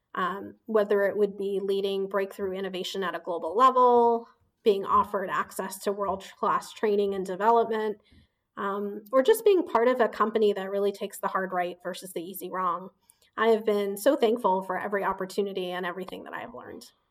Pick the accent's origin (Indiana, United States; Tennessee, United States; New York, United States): Indiana, United States; Indianapolis; moved away as an adult; also born or lived in Bombay, India; now in Boston, United States; I grew up in Indiana